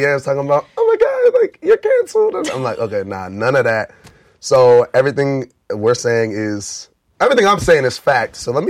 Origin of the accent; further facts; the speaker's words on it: Nigeria; we're Nigerian, we're African